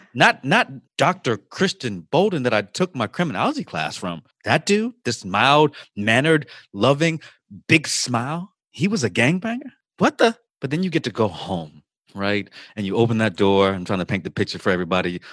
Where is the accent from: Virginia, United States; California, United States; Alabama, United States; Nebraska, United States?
Virginia, United States; now in Louisiana, United States; from my home state of Virginia